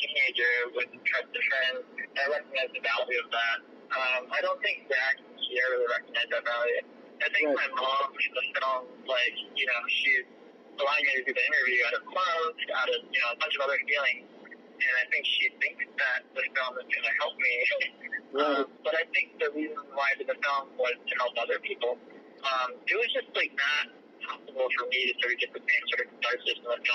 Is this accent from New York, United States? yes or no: no; Rockford, Illinois, United States; growing up in Rockford, I didn't see filmmaking as a viable career